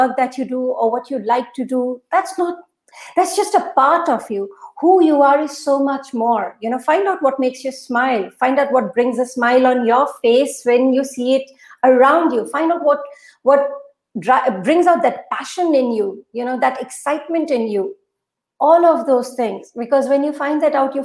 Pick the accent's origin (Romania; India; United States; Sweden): India; Assam; first language Urdu; English is a second language; moved away as an adult; also born or lived in Guwahati, India / Kolkata, India; now in Dubai, United Arab Emirates; I was born and brought up in Assam. In fact, till 2011, I've been in Assam. I've worked in Guwahati.